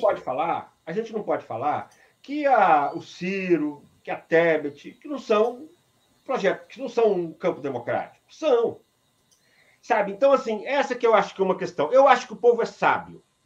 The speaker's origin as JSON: {"language": "Portuguese", "town": "Iturama", "region": "Minas Gerais", "country": "Brazil", "said": "eu sou de Iturama"}